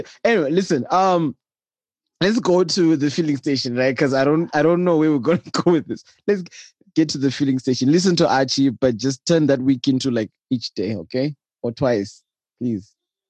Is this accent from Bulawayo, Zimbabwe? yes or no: yes; Bulawayo, Zimbabwe; accent: Shona; I am one of those Shona people where, because I think I grew up in Bulawayo